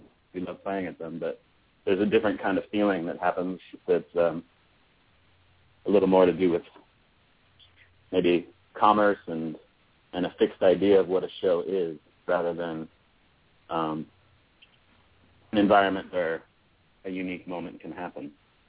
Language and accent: English; United States; I think country is a very American form, probably, and we're American boys.